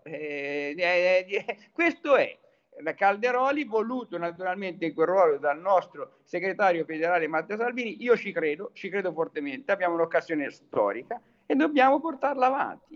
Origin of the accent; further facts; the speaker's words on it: Tuscany, Italy; also born or lived in Arezzo; da toscano